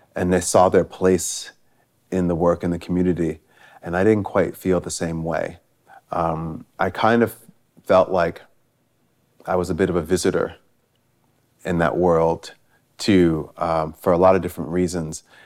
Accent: Stamford, Connecticut, United States; moved away as an adult; also born or lived in New York City; where I grew up in Stamford, Connecticut

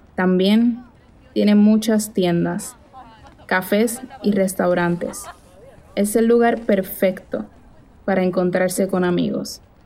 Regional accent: Puerto Rico; moved away as an adult; now in Buenos Aires, Argentina; soy de Puerto Rico, pero acabo de mudarme a Buenos Aires

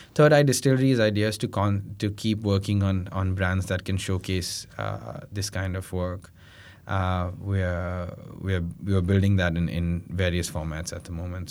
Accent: India; we're from India

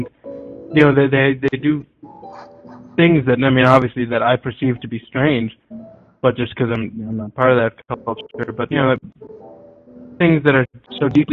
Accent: United States; I'm proud to be American.

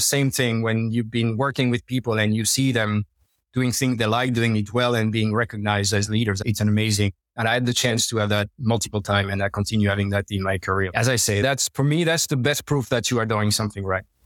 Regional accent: Normandy, France; English is a second language; moved away as an adult; I'm French, but I left French about 20 years ago. Born and raised in Normandy, northwest of French, by the sea

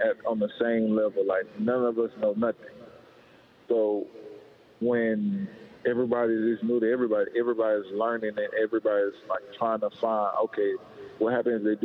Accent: Alabama, United States; now in Seattle, United States; I'm from Alabama

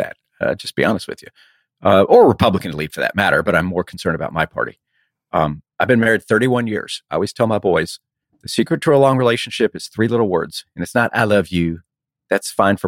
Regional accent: Texas, United States; I have to say this as a Texan, you know, I'm a Texas Longhorn

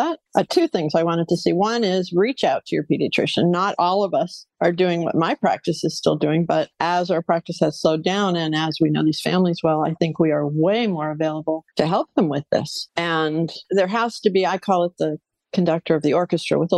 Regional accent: New England, United States; now in Los Angeles, United States; I grew up in New England, very proper, traditional

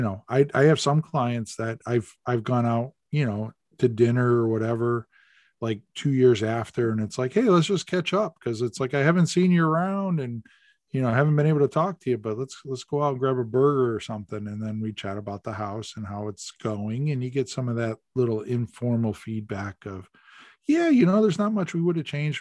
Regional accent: the Berkshires, Massachusetts, United States; moved away; I grew up in the Berkshires

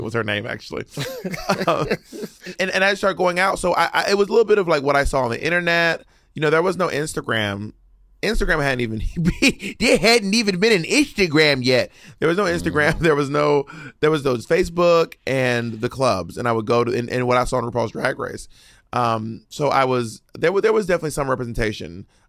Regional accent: Columbus, Georgia, United States; moved away as an adult; now in New York, United States; I grew up in the South

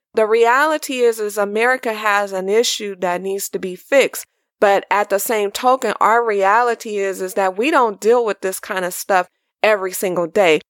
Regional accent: California, United States; I was born and raised in California.

